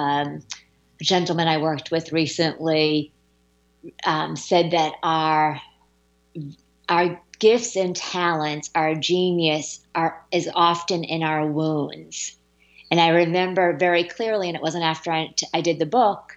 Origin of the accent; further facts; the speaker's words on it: Massachusetts, United States; moved away; my home state of Massachusetts